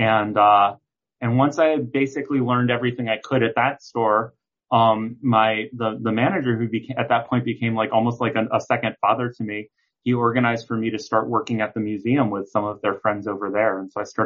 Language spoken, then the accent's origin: English; New York City, New York, United States; growing up in Manhattan, my apartment was very small